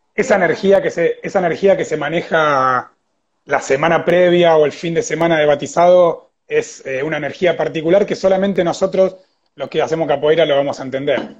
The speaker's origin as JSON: {"language": "Spanish", "country": "Argentina", "said": "ya siendo argentino"}